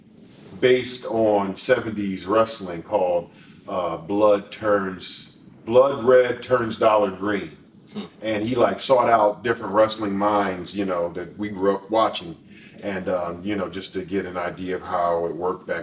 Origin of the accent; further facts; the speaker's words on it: Philadelphia, Pennsylvania, United States; us being in Philadelphia